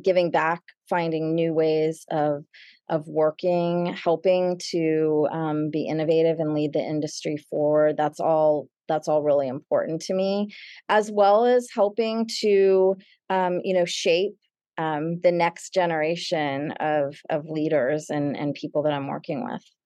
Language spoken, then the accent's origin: English; Dallas, Texas, United States; moved away as an adult; also born or lived in Los Angeles / Madrid; now in New York City, United States; I grew up in Dallas, and, and today I live in New York City, and I, I've lived here for about twenty-eight years